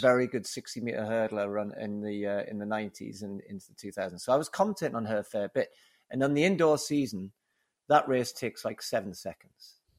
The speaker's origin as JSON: {"language": "English", "town": "Newcastle upon Tyne", "region": "North East England", "country": "United Kingdom", "accent": "Geordie", "said": "my Geordie accent"}